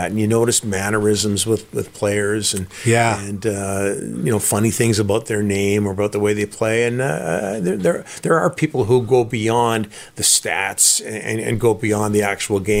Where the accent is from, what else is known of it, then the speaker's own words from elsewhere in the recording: Burnaby, British Columbia, Canada; also born or lived in Vancouver; I am from Burnaby